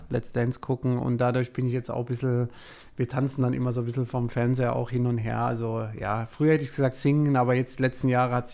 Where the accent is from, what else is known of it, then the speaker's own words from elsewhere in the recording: Heidelberg, Baden-Württemberg, Germany; Also ich bin ein Kind der Region, würde ich sagen. Ich fühle mich oder wir als Familie fühlen uns in Heidelberg pudelwohl.